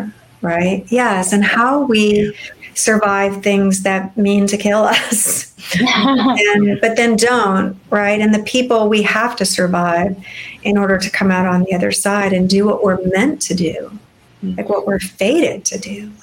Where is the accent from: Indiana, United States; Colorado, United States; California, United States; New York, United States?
California, United States; Fresno; I grew up in California, but I grew up in a much less picturesque, shall we say, California. I grew up in the Cleveland of California, and it's called Fresno in the Central Valley